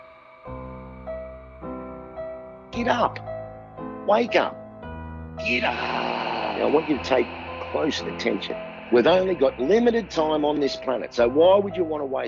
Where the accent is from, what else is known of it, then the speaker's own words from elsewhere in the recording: Sydney, New South Wales, Australia; my hometown of Sydney